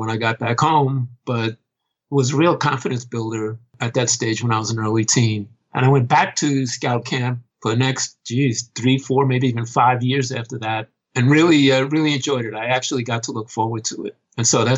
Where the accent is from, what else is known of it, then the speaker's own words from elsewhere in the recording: New York City, New York, United States; My parents moved here when I was 1 year old. So I wasn't actually born in New York City, but it's the only place I've ever really known. I've been living here, again, since I was 1 year old, back when dinosaurs ruled the earth. And grew up here in the city.